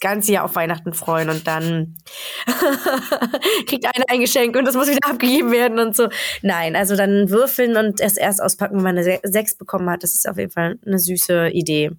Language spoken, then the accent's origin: German; Berlin, Germany; now in Umeå, Sweden; ich komme ja aus Berlin